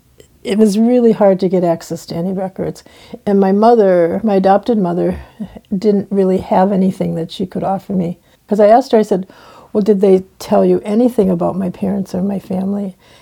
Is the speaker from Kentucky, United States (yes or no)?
no; Minneapolis, Minnesota, United States; also born or lived in Mahnomen, Minnesota (White Earth Reservation); I was adopted when I was 7 by a non-Native family and grew up in the northern suburbs of Minneapolis.